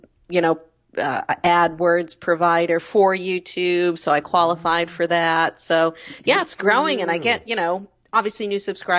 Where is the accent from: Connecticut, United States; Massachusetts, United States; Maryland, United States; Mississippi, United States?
Massachusetts, United States; Medford; Yeah, so I'm from Boston. I was born just north of the city. I grew up in Medford my entire life.